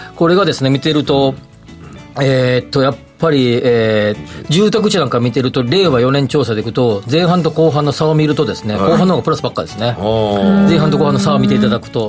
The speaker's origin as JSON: {"language": "Japanese", "area": "Kobe area", "region": "Hyogo", "country": "Japan", "tie": "born or raised there", "said": "そっち出身"}